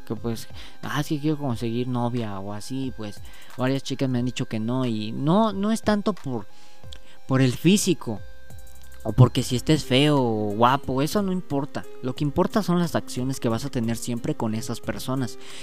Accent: Mexico; yo soy mexicano

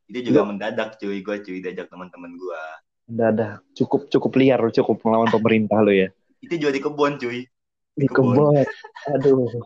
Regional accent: Ciamis, West Java, Indonesia; Iya gue masih di kampung gue nih biasa. Gue juga terisolasi di sini.

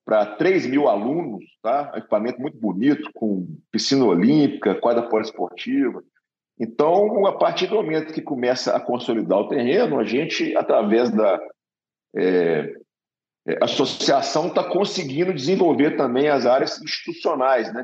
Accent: Minas Gerais, Brazil; moved away; eu sou de Minas Gerais, então se conhece mineiro é sempre desconfiado

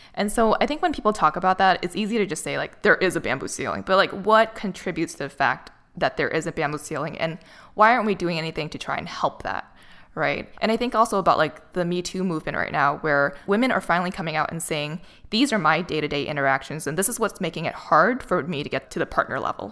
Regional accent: Boston, Massachusetts, United States; moved away as an adult; now in Los Angeles, United States; I was in Boston, which is my hometown

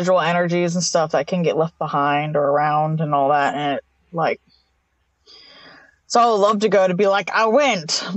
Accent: Jemison, Alabama, United States; I grew up in Jemison

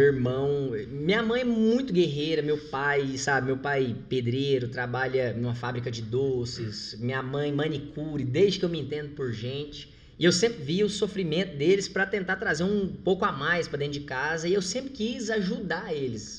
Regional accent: Goiás, Brazil; moved away; also born or lived in Rio de Janeiro; eu sou de Goiás

